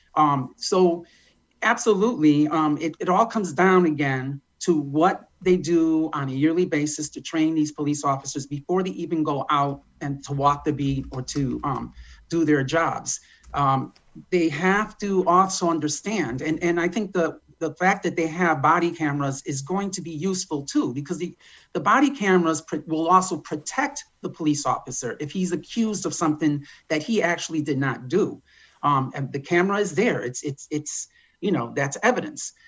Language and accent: English; United States; I was born in Malakowski Circle, um, raised there for 20 years